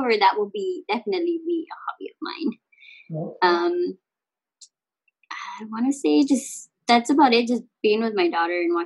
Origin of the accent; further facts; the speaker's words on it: San Antonio, Texas, United States; moved away as an adult; now in Hawaii, United States; So I grew up in the south side of San Antonio. Born and raised in the south side.